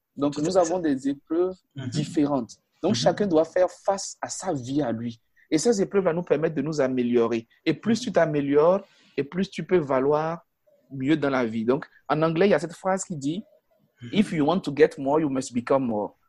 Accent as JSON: {"language": "French", "town": "Natitingou", "region": "Atakora", "country": "Benin", "tie": "born or raised there", "said": "Je suis né, je suis né à Natitengu, à 600 km de mhm. Cotonou, à pratiquement 650 km de la capitale du Bénin, qui est Porto Novo"}